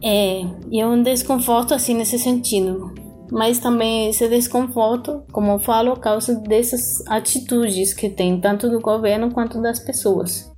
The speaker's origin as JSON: {"language": "Portuguese", "country": "Colombia", "also_born_or_lived": "Chile", "second_language": "Portuguese", "moved": "as an adult", "lives_now": "Cuiabá, Brazil", "said": "eu vim da Colômbia"}